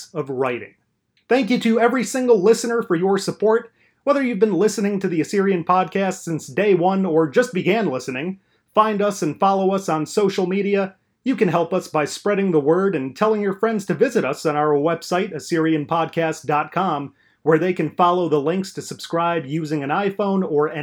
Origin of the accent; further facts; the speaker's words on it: Chicago, Illinois, United States; I represent the fine city of Chicago, Illinois, and of course the surrounding area